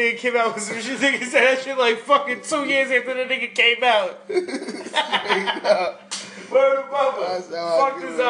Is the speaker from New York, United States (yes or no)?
yes; New York, United States; I'm from New York. I live in New York all my life.